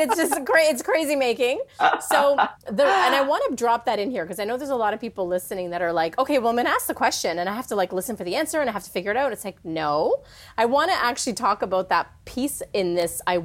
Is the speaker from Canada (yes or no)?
yes; Canada; now in California, United States; I'm living in the States now in California, but I'm Canadian